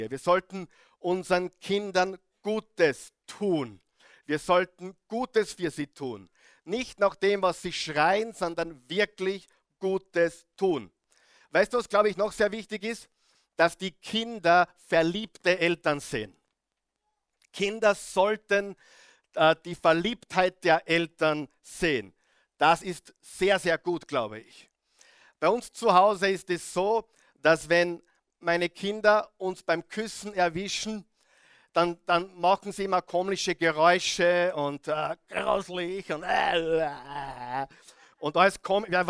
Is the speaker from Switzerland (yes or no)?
no; Salzburg, Austria; Wo ich aufgewachsen bin, in, äh, im salzburgerischen Tennengau, wir haben wirklich die Freiheit genossen, draußen Zeit verbracht